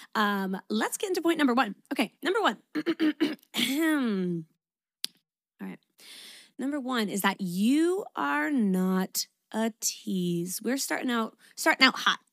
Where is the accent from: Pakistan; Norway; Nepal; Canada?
Canada; moved away as an adult; now in Sydney, Australia; I'm Canadian